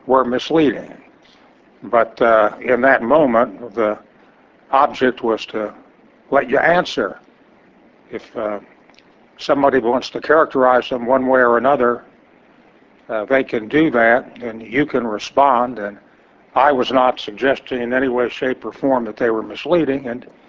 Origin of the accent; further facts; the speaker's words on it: Kansas, United States; I'm a Kansan myself